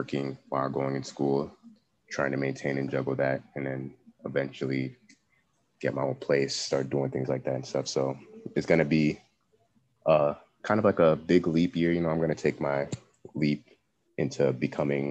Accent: Cameroon; moved away; I hail from Cameroon

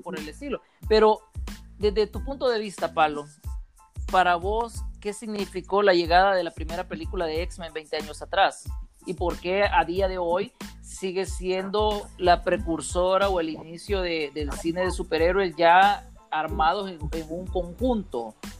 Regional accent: El Salvador; somos del Salvador

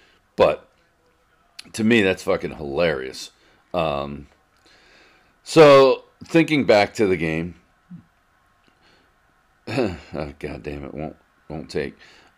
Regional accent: North Penn, Pennsylvania, United States; growing up in North Penn and being a Philadelphia Eagles fan

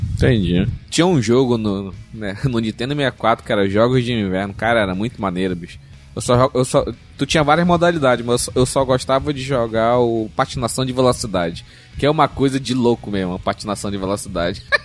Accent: Brazil; Eu sou brasileiro

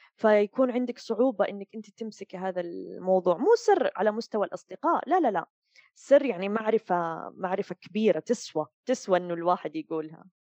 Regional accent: Saudi Arabia; moved away as an adult; now in Dubai, United Arab Emirates; أتكلم كسعوديين

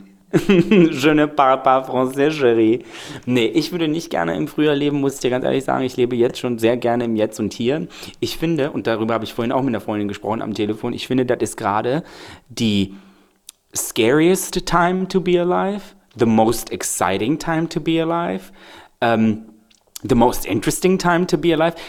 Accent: Belgrade, Serbia; now in Germany; ich komme ja wirklich aus Belgrad

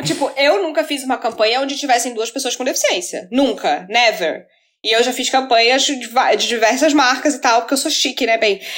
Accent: Florianópolis, Santa Catarina, Brazil; eu sou de Florianópolis

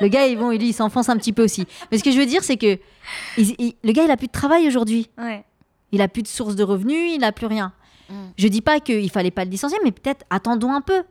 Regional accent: France; Et alors qu'on a grandi ici, on est né ici. Moi, je suis, je suis une enfant. Euh, une enfant de la République française

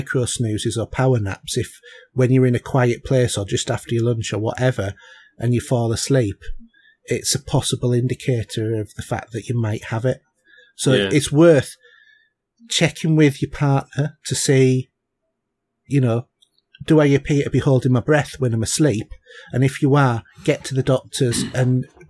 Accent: Yorkshire and the Humber, United Kingdom; I come from North Yorkshire

